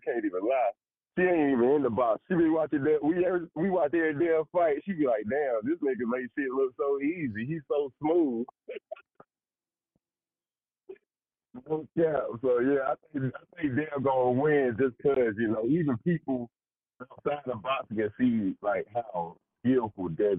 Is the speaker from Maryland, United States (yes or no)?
no; South Carolina, United States; I'm from South Carolina